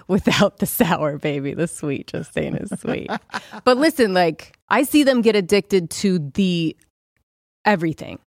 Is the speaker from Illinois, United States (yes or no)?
no; Southern California, United States; I grew up in Southern California